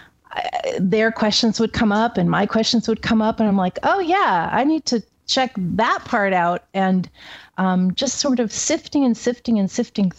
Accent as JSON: {"language": "English", "town": "Seattle", "region": "Washington", "country": "United States", "tie": "born or raised there", "moved": "as an adult", "lives_now": "Oregon, United States", "said": "I grew up in Seattle, West Coast."}